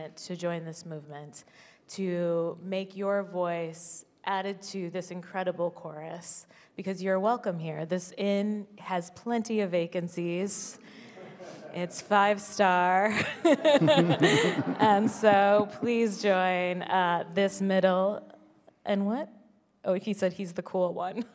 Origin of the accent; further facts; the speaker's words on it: Midwest, United States; also born or lived in Indiana; now in New York, United States; I grew up in the Midwest